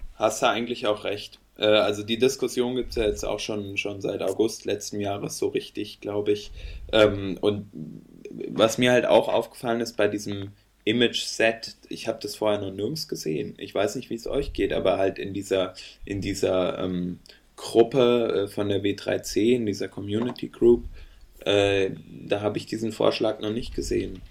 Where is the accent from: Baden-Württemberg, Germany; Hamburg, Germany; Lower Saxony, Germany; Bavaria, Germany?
Baden-Württemberg, Germany; Freiburg; ich als Freiburger